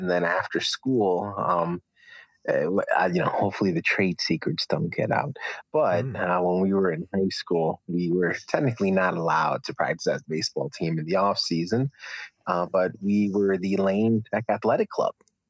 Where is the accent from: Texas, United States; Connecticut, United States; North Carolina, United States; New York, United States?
Connecticut, United States; Bridgeport; born there; And I was born in Connecticut.